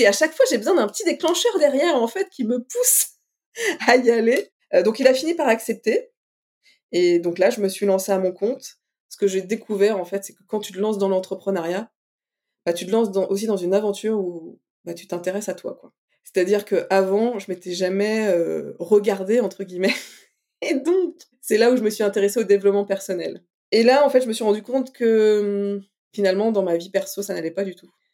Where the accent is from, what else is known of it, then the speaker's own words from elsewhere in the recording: Brittany, France; on a un festival chez nous, en Bretagne